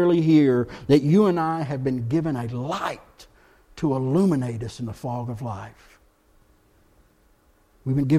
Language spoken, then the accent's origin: English; Texas, United States; moved away as an adult; now in Blowing Rock, United States; I'm from Texas